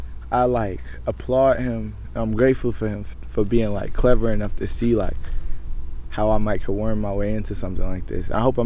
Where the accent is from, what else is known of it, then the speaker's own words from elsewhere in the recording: Charlotte, North Carolina, United States; Youngest flex here all time, Mayor Charlotte. I'm 21. I'm from Charlotte